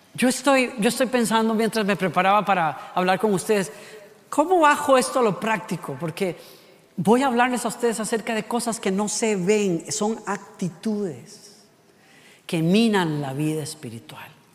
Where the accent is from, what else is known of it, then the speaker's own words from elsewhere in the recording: Costa Rica; La tapa del perol, decimos en Costa Rica